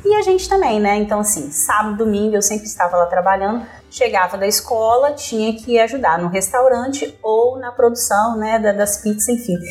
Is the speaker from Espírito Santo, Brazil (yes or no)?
yes; São Mateus, Espírito Santo, Brazil; also born or lived in Vitória / Vila Velha; Nasci em Vitória. Nasci em Vitória. Quando chegamos em São Mateus